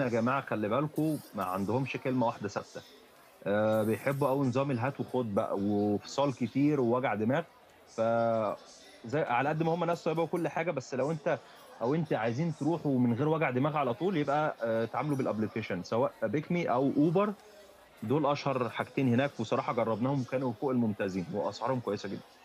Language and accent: Arabic; Egypt; moved away as an adult; احنا احنا مصريين